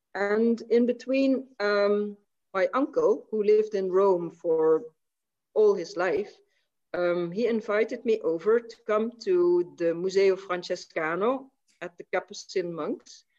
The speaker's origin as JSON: {"language": "English", "town": "Maastricht", "region": "Limburg", "country": "Netherlands", "tie": "born or raised there", "said": "I was born in Maastricht in 1963"}